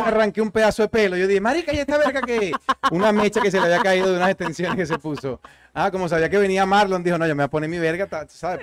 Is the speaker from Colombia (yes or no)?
no; Venezuela; moved away; más cerca de Venezuela de lo que había estado en todos estos años desde que salí de mi tierra